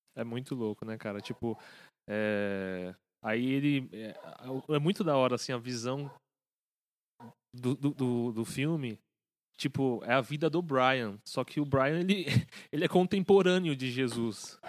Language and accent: Portuguese; São Paulo, Brazil; A gente é né, de São Paulo